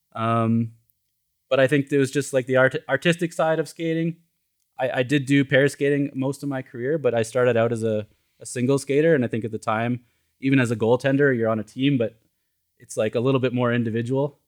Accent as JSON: {"language": "English", "town": "Edmonton", "region": "Alberta", "country": "Canada", "tie": "born or raised there", "moved": "as an adult", "lives_now": "Los Angeles, United States", "said": "I grew up in Canada"}